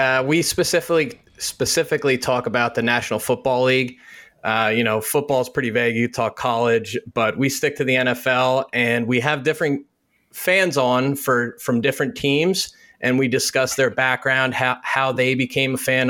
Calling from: Bethlehem, Pennsylvania, United States; calling in from Bethlehem, Pennsylvania.

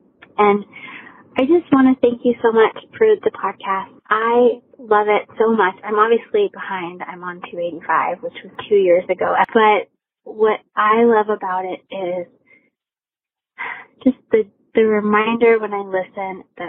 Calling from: Arizona, United States; I'm calling from Arizona.

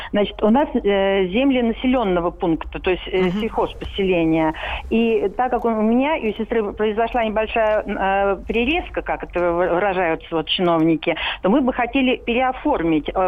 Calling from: Moscow, Russia; А, здравствуйте, я из Москвы.

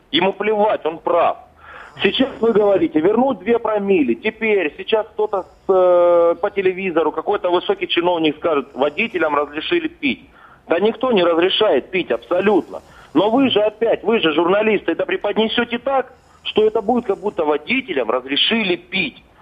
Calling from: Stavropol, Stavropol Krai, Russia; Э, Ставрополь.

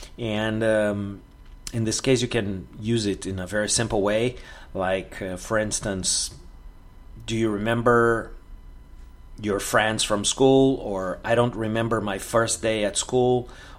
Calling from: Porto Alegre, Rio Grande do Sul, Brazil; English is a second language

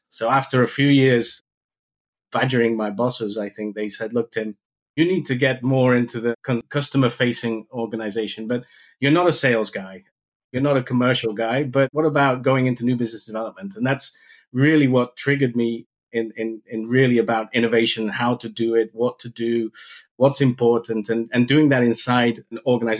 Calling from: Maastricht, Limburg, Netherlands; I'm calling in from Maastricht. I have a home office base, but it's not far away from the headquarters for Stahl.

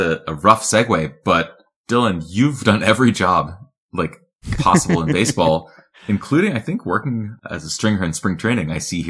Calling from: Chamonix, Auvergne-Rhône-Alpes, France; I'm joining you from Chamonix, France.

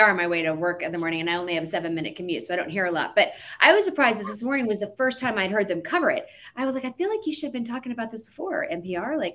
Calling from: Atlanta, Georgia, United States; Um, I'm standing actually in Atlanta, Georgia, oh. right now.

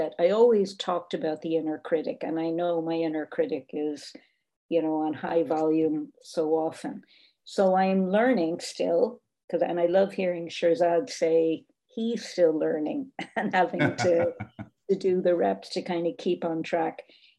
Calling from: Ireland; as I'm speaking from Ireland

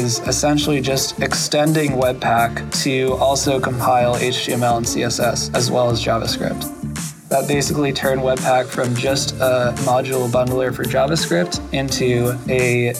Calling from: New York, United States; I'm calling in from New York.

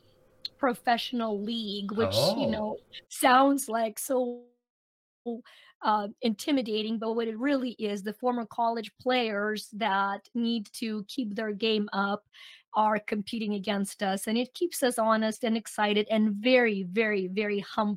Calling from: North Carolina, United States; I'm actually in North Carolina on little Outer Banks Island.

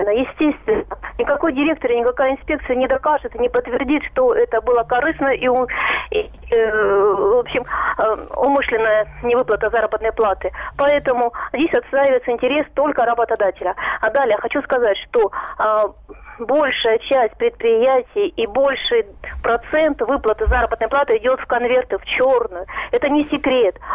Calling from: Rostov-on-Don, Rostov Oblast, Russia; Здравствуйте, Ростов.

